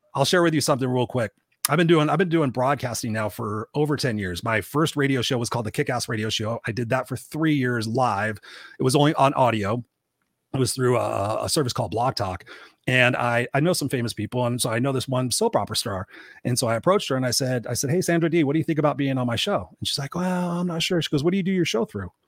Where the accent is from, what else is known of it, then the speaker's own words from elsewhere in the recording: Southern California, United States; I was born in here in Southern California